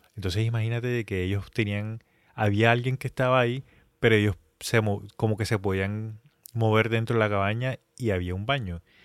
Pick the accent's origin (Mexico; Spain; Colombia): Colombia; nosotros siendo colombianos, pues digamos que nosotros ya tenemos una base en el colegio, en la universidad